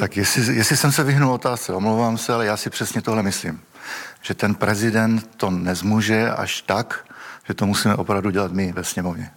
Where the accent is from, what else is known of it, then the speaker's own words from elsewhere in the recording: Moravia, Czechia; já teda pocházím z Moravy